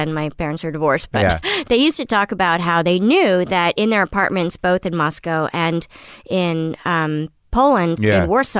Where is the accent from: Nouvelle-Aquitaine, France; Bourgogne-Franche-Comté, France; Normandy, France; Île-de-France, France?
Île-de-France, France; Paris; born there; My brother was born in London, and I was born in Paris.